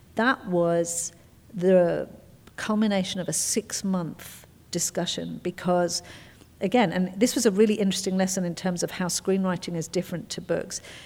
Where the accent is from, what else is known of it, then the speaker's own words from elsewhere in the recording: England, United Kingdom; I'm English.